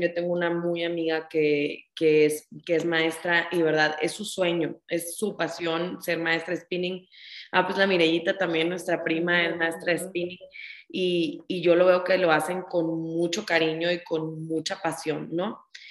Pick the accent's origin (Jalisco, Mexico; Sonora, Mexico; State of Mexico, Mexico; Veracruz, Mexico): Sonora, Mexico; Ciudad Obregón; moved away as an adult; now in Mexico City, Mexico; yo estudié la carrera de donde yo soy, yo soy de Ciudad Obregón, Sonora